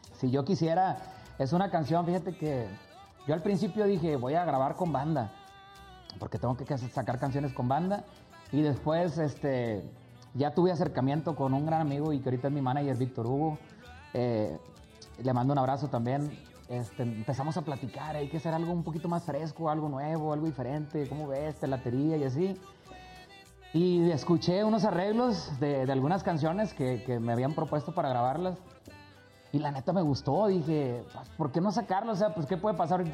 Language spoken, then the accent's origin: Spanish; Cadereyta Jiménez, Nuevo León, Mexico; Ahí estoy en Cadereita, donde yo soy, cerquita de Monterrey